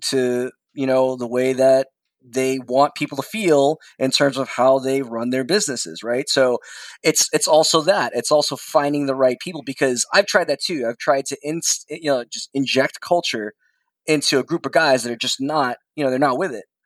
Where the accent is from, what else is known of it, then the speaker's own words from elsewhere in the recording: New York, United States; I'm a New Yorker through and through